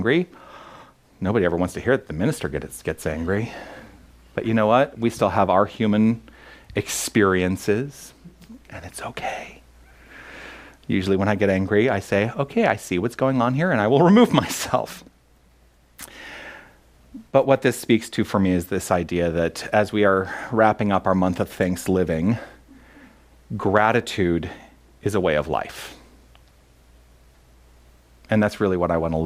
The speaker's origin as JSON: {"language": "English", "town": "Tucson", "region": "Arizona", "country": "United States", "tie": "born or raised there", "also_born_or_lived": "New York City", "moved": "as an adult", "said": "I grew up in Tucson, but when I left in 1997 to go pursue my dreams, the first place I went to was New York City."}